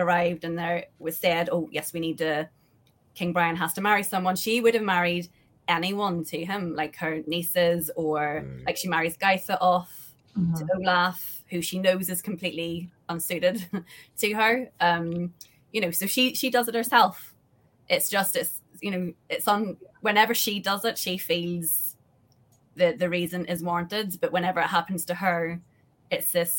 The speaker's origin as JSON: {"language": "English", "country": "Ireland", "said": "I'm from Ireland and I know Ireland"}